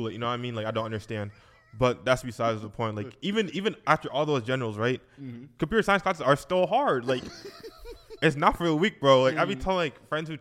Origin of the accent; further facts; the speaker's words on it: Nigeria; I'm Nigerian